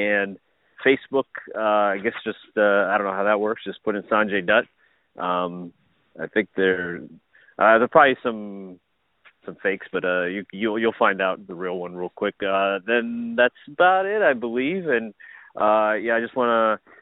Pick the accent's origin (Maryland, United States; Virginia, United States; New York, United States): Virginia, United States; Burke; I grew up in Fairfax, Virginia, so specifically Burke, Virginia